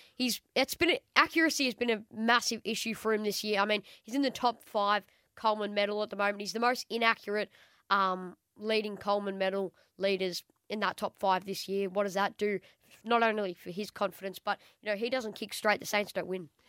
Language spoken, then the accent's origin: English; Portarlington, Victoria, Australia; from Port Arlington, my hometown